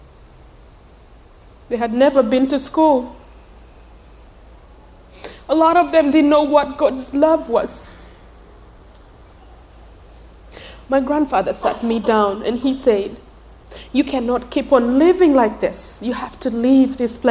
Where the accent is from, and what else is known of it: Uganda; born or raised there; English is a second language; moved away